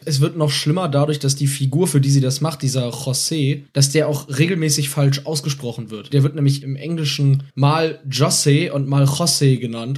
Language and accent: German; Germany; bei uns in Deutschland